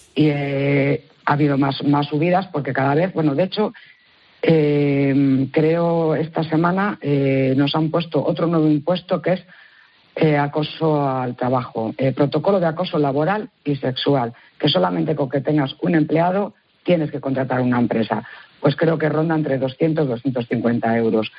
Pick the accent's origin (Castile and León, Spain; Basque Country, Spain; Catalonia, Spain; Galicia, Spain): Castile and León, Spain; León; vienes mucho por mi tierra, saludos desde León